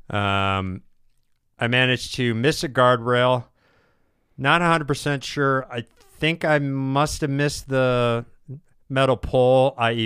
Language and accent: English; United States; I'm from America